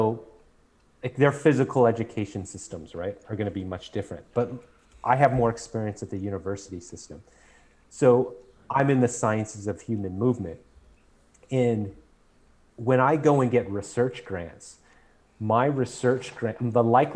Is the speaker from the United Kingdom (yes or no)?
no; United States